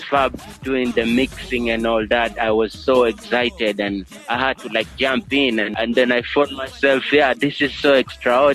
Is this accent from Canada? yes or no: no; Coast, Kenya; first language Giriama; English is a second language; Giriama, that's my local language here, my mother language, spoken in coast here